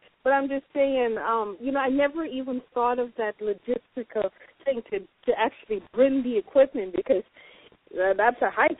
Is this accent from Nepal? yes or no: no; Jamaica; I'm Jamaican